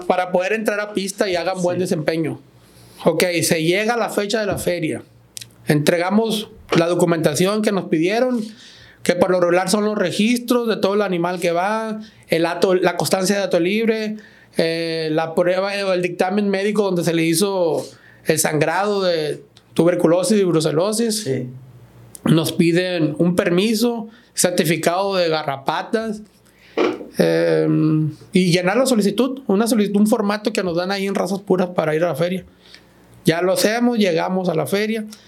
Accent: Ejido Canán, Sinaloa, Mexico; nosotros somos del Ejido Canán

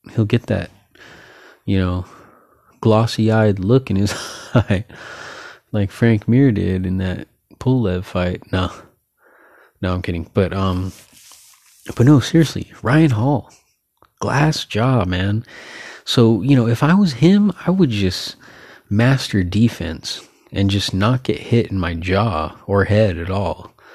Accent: San Jose, California, United States; I'm from Northern California, San Jose, born and raised in San Jose, California

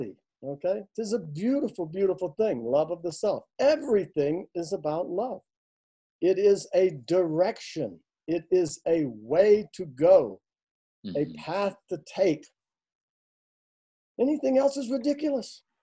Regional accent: the South, United States; I'm a Southerner, where I'm from, ladies always come first

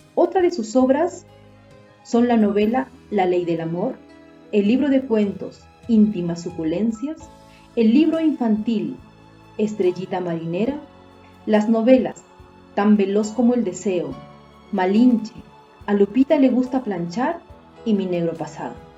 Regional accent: Peru; soy de Perú

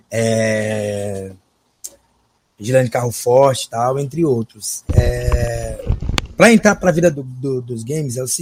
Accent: São Luís, Maranhão, Brazil; Eu sou natural de São Luís, atualmente resido aqui em São Luís.

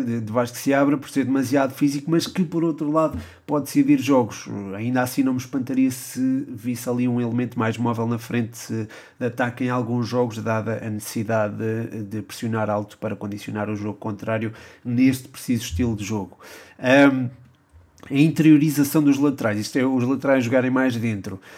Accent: Portugal; nós, enquanto portugueses

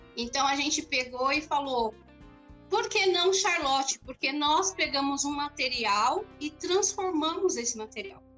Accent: São Bernardo do Campo, São Paulo, Brazil; Eu sou aqui de São Bernardo

